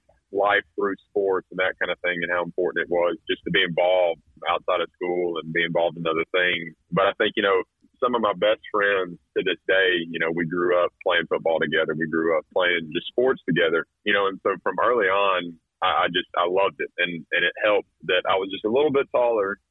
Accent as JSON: {"language": "English", "town": "Carrollton", "region": "Georgia", "country": "United States", "tie": "born or raised there", "also_born_or_lived": "North Carolina / Alabama / South Carolina", "moved": "as an adult", "said": "born and raised in Carrollton"}